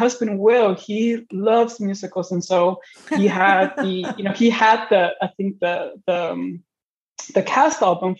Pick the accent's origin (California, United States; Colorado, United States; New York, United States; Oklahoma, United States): California, United States; San Diego; moved away as an adult; also born or lived in Tijuana, Mexico; now in Ohio, United States; I am originally from Mexico, but I grew up mostly in San Diego, lived my childhood in Tijuana, just over the border, and I've now transitioned to Ohio